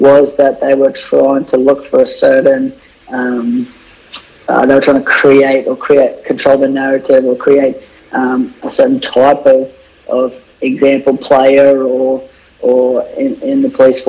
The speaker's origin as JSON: {"language": "English", "town": "Rockhampton", "region": "Queensland", "country": "Australia", "tie": "born or raised there", "also_born_or_lived": "Brisbane / England", "said": "I was born in Rockhampton, up here in central Queensland, raised here, went to primary school and stuff here"}